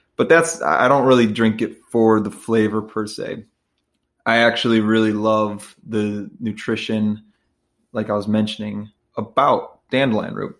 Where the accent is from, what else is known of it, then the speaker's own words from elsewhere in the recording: Midwest, United States; I'm from the Midwest